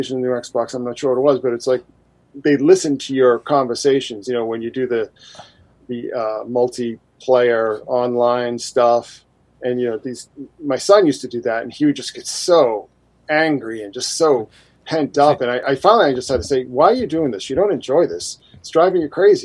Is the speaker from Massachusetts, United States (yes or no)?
yes; Boston, Massachusetts, United States; moved away; I'm actually originally from Boston